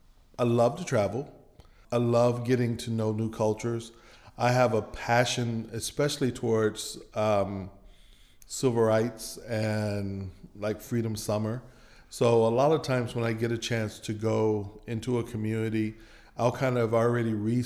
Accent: Michigan, United States; now in Meridian, United States; Well, I grew up in Michigan, but both of my parents are from Mississippi. My dad is from Kipper County and my mother is from Clay County.

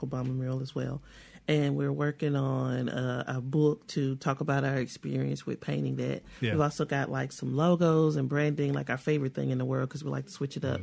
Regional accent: Kilmichael, Mississippi, United States; I'm from a small town. I'm from Kilmichael, Mississippi.

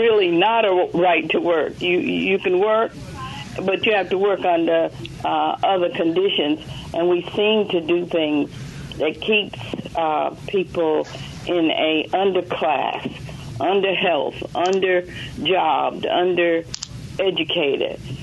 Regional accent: Mississippi, United States; we as Mississippians, and I live here, and I chose to live here. I was born in Mississippi

